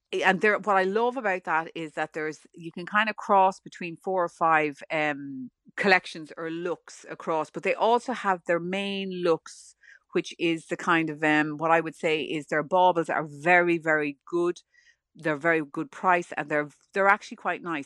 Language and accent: English; Ireland; I'm Irish